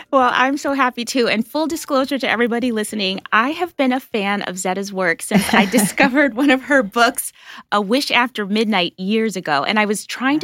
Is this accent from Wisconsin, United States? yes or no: yes; Wisconsin, United States; moved away; also born or lived in Brooklyn; I didn't grow up in Canada but I was like Canada adjacent in Wisconsin